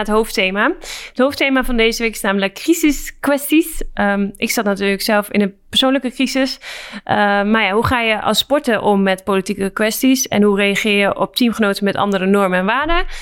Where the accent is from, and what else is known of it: Netherlands; moved away as an adult; also born or lived in Saint Petersburg, Russia